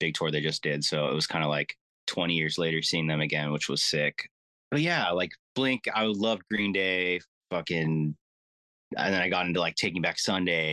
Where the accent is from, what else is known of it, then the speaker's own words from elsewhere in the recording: Orange County, California, United States; I'm from Orange County, California